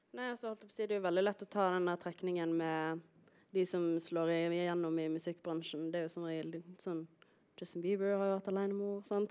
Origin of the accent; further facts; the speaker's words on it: Voss, Vestland, Norway; jeg er jo fra Voss